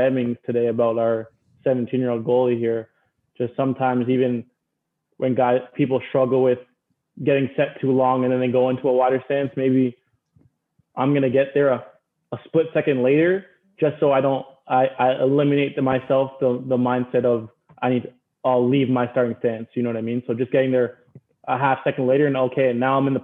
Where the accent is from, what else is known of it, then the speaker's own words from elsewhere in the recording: Toronto, Ontario, Canada; moved away as an adult; also born or lived in Maryland; growing up in Toronto